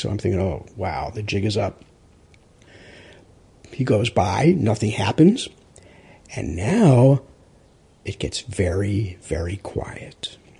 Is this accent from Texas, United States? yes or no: no; Rockaway, New York, United States; Now, remember, I'm from Rockaway, so I know this geography very well.